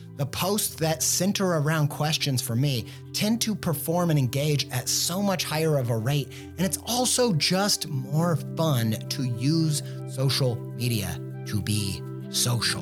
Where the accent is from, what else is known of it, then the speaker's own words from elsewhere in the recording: Midwest, United States; I'm a Midwesterner